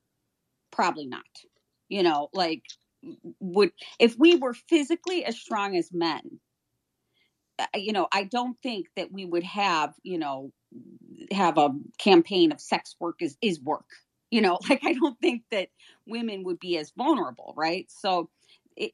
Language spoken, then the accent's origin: English; Chicago, Illinois, United States; I grew up in Chicago, so it wasn't like I was in, an area where I could be protected